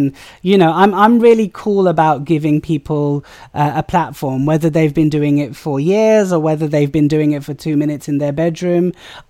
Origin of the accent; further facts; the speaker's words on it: United Kingdom; I think the best thing I say about being British South Asian is that you get to celebrate all the different sort of religions that, you know, culturally and ethnically we come from.